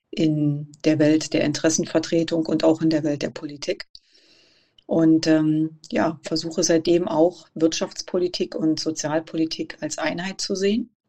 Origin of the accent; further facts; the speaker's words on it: Cottbus, Brandenburg, Germany; Ja, ich bin 41 Jahre alt, bin geboren und aufgewachsen in Cottbus, sozusagen ein Kind der Lausitz.